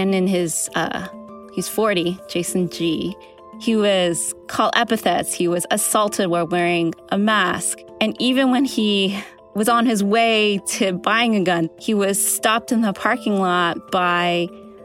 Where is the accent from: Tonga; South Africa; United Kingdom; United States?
United States; California; coming from California and growing up in the communities where a lot of the attacks happened